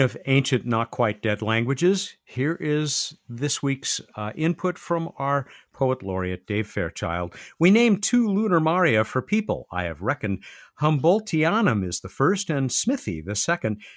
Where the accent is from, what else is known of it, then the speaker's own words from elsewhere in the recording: United States; I'm an American, American